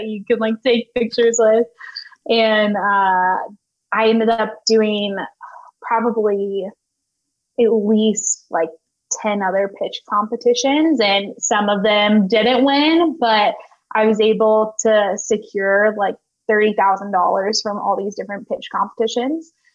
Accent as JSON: {"language": "English", "town": "Nashville", "region": "Tennessee", "country": "United States", "tie": "born or raised there", "said": "growing up in Nashville, being surrounded by music"}